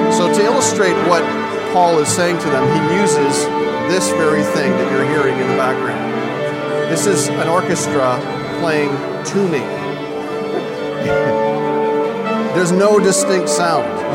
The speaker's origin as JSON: {"language": "English", "country": "Canada", "said": "I'm from Canada"}